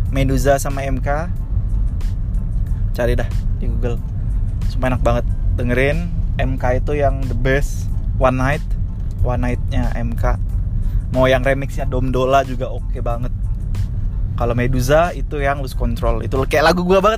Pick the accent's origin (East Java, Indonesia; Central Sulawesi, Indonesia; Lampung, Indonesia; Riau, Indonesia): Riau, Indonesia; Pekanbaru; gue curiganya yang gue dengerin pas TK tuh itu karena di Pekanbaru tuh uh, eh, oplet atau angkotnya tuh kan pakai sp